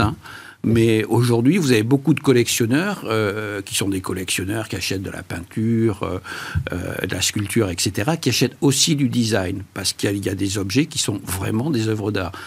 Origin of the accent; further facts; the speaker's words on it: Bordeaux, Nouvelle-Aquitaine, France; je suis bordelais